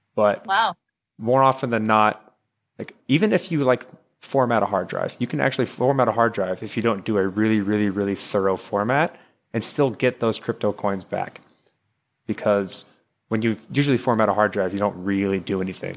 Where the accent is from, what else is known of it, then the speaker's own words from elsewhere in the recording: Texas, United States; moved away as an adult; now in Maryland, United States; I live in Maryland. I'm close to Fort Meade, up a little above DC. I used to, we're all from Texas, but I moved up here for a job